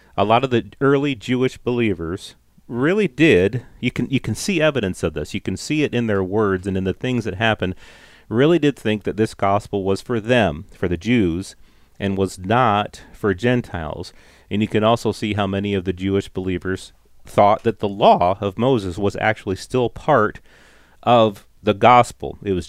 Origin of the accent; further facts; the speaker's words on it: London, Ontario, Canada; I'm from London, Ontario, Canada.